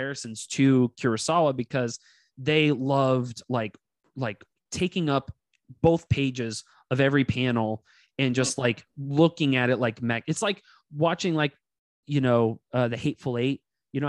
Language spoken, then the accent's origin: English; Castro Valley, California, United States; I grew up in Cache Valley, California. It was like in the Inner Bay area.